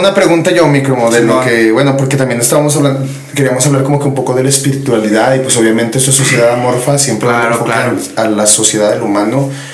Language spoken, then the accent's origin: Spanish; Zacatecas, Mexico; aquí donde vivimos somos de Zacatecas, mi gente